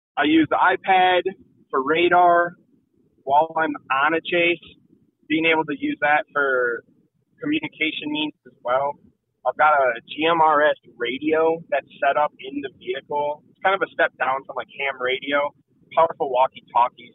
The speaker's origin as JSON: {"language": "English", "region": "Michigan", "country": "United States", "tie": "born or raised there", "said": "growing up in Michigan"}